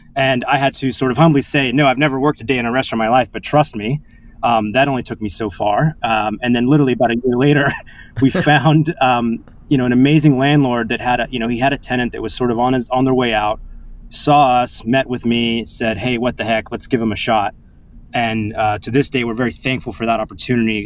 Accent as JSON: {"language": "English", "area": "Orange County, Los Angeles and San Diego", "region": "California", "country": "United States", "tie": "born or raised there", "moved": "as an adult", "lives_now": "New York, United States", "said": "I moved from California to New York as a you know bright-eyed 18 year old"}